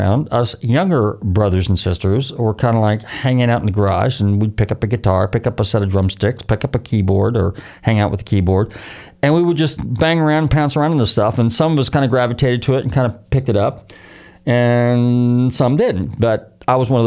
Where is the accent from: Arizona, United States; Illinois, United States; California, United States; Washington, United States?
California, United States; Marin County; growing up in Marin County